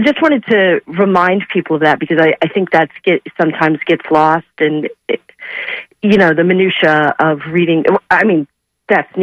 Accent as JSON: {"language": "English", "town": "St. Petersburg", "region": "Florida", "country": "United States", "tie": "born or raised there", "also_born_or_lived": "Tampa, Florida", "moved": "yes", "lives_now": "Gainesville, United States", "said": "I grew up in St. Petersburg, Tampa"}